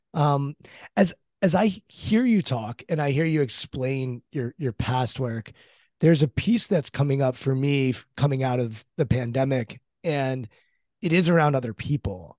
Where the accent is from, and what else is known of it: United States